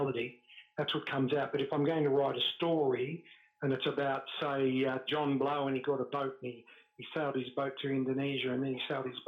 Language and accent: English; Melbourne, Victoria, Australia; I grew up in Richmond